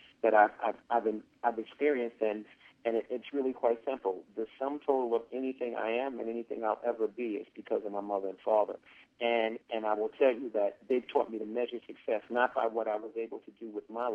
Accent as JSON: {"language": "English", "town": "New York City", "region": "New York", "country": "United States", "tie": "born or raised there", "also_born_or_lived": "Harlem, New York", "said": "I grew up in the Bronx, initially in the South Bronx, and then we moved to the North Bronx"}